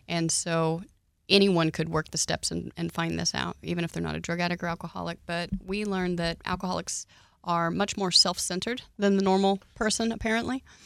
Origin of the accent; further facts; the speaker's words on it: Oklahoma, United States; I grew up in Oklahoma